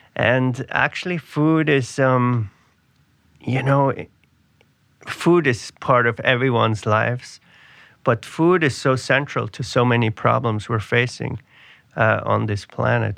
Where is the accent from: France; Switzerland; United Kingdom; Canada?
Switzerland; now in New York City, United States; I grew up in Switzerland